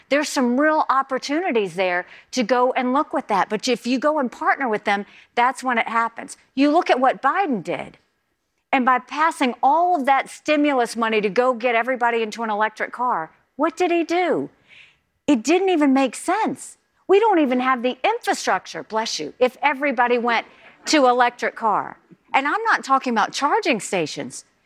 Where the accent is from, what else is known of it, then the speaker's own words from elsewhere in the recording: the South, United States; I'm from the South.